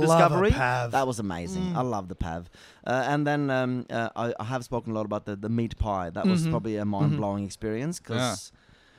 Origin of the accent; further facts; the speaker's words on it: Norway; accent: Norwegian; English is a second language; now in Australia; being Norwegian